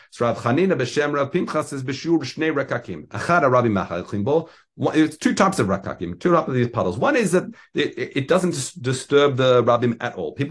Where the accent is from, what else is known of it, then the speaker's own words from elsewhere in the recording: Australia; as being as an Australian, we used to try and try it, and yeah, it's it's it's a skill.